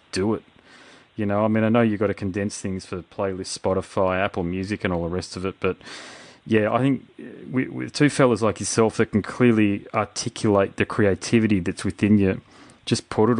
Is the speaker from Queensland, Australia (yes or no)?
yes; Sunshine Coast, Queensland, Australia; now in Brisbane, Australia; on the Sunshine Coast where I'm from.